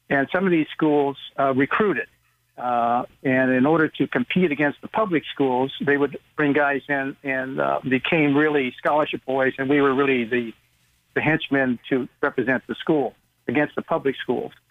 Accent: Hawaii, United States; born there; also born or lived in Texas; my dad was in the military. I was born in Hawaii uh, right before World War II started, and uh, and my father then went to the European theater. We we we traveled around the country uh, while he was in the service

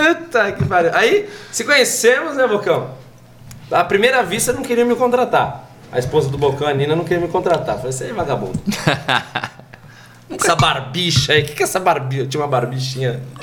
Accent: Pinhalzinho, São Paulo, Brazil; also born or lived in Pirituba, São Paulo; Eu sou de uma cidade chamada Pinhalzinho, cresci em Pinhalzinho, depois dos 10 anos de idade

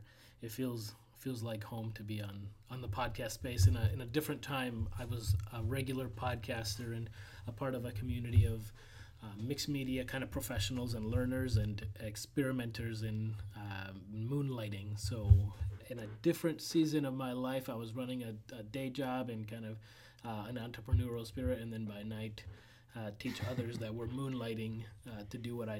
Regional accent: Lynn, Massachusetts, United States; also born or lived in Mexico; I was born in Mexico. They were kind of pioneer missionaries reverse. So I came to the U.S. As a missionary kid to the Latino American community in the mainly in the Lynn, Massachusetts, and Boston, Massachusetts

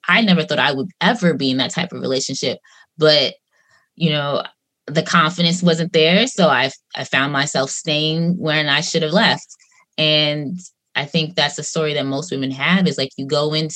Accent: Long Island, New York, United States; I'm from Long Island

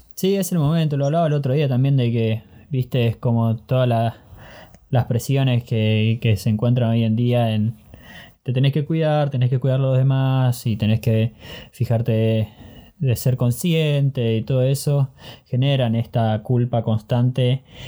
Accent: Argentina; moved away as an adult; now in Germany; Nací en Argentina, pero tuve la oportunidad de vivir en diferentes países.

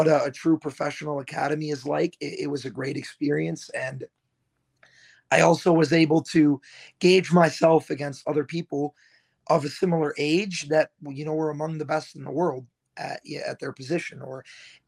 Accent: Naperville, Illinois, United States; also born or lived in DeKalb, Illinois; now in Madison, United States; I grew up outside of Chicago in like Naperville, Downers Grove area

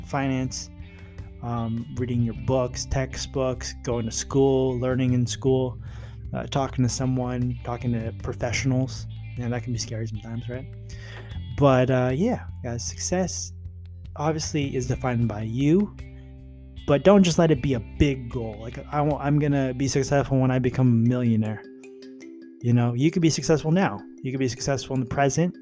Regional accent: California, United States; I was born in California.

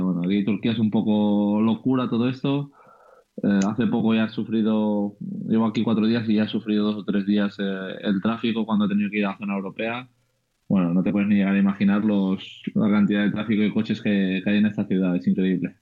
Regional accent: Andorra; moved away; Es verdad que nací en Andorra, pero soy 100%, eh, no sé cómo se llama exactamente, pero 100% español

